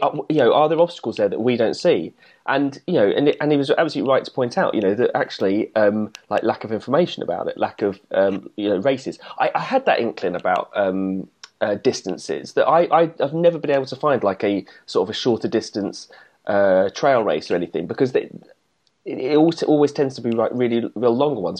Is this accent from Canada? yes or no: no; England, United Kingdom; as an English person